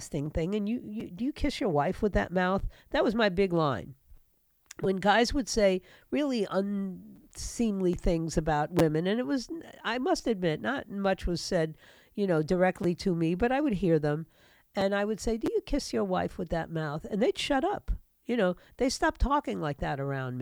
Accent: New York City, New York, United States; New York, my hometown, New York City

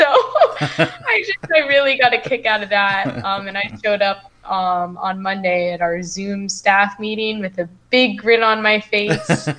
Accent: Wisconsin, United States; growing up in Wisconsin, like, it was all Bucks, all Packers, all the time.

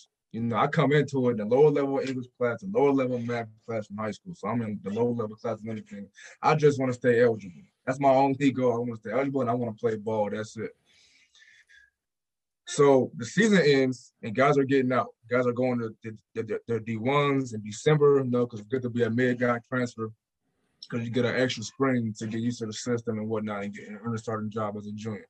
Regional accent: Portland, Oregon, United States; moved away as an adult; I came from just Portland, Oregon

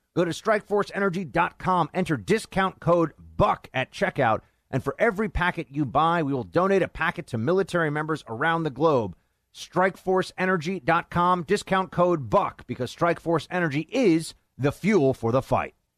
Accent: New York City, New York, United States; now in Washington, D.C., United States; the Big Apple, uh, my hometown

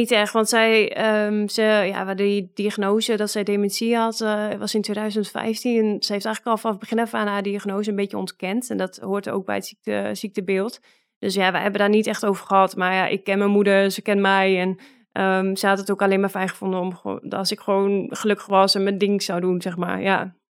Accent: Netherlands; moved away as an adult; now in Russia; wij als Nederlanders over het algemeen ook echt heel nuchter zijn

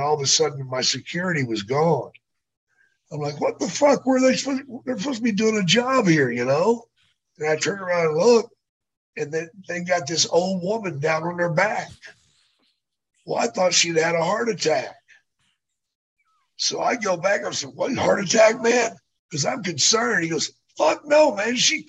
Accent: near Dallas, Texas, United States; I should have expected that because that's near my hometown.

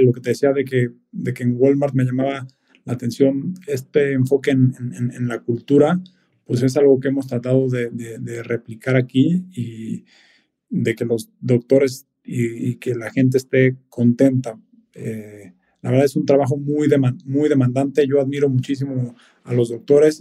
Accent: Mexico City, Mexico; nosotros como mexicanos, y sobre todo viviendo en, en, la Ciudad de México, pues naces aquí y, y, por lo general creces aquí toda la vida.

